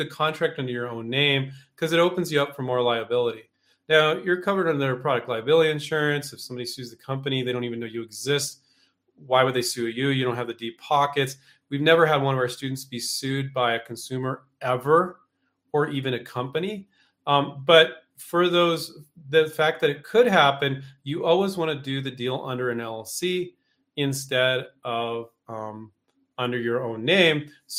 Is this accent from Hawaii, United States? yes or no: no; California, United States; it's been 14 years since I grew up in California, but 14 years since I moved.